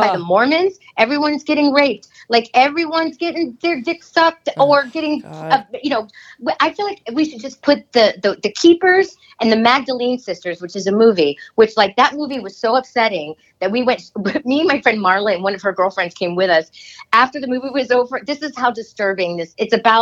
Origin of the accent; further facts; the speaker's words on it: Miami, Florida, United States; I'm from Miami.